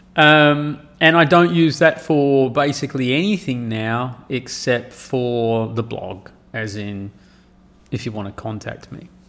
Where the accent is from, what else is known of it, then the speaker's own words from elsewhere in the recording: Perth, Western Australia, Australia; moved away as an adult; now in Saudi Arabia; I grew up in Perth in Western Australia